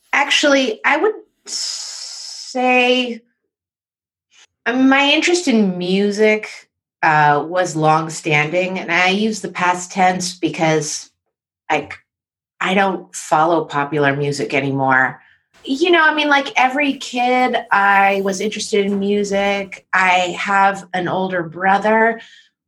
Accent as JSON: {"language": "English", "town": "San Francisco", "region": "California", "country": "United States", "tie": "born or raised there", "also_born_or_lived": "New York City", "moved": "as an adult", "said": "growing up in San Francisco"}